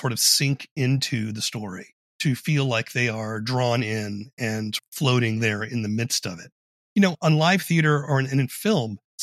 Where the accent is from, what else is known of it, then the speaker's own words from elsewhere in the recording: Charleston, South Carolina, United States; I grew up in Charleston, South Carolina